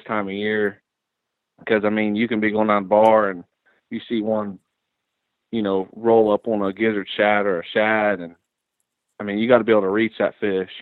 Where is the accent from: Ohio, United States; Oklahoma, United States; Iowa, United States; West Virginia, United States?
Ohio, United States; now in Tennessee, United States; I grew up in Ohio. That's where I'm originally from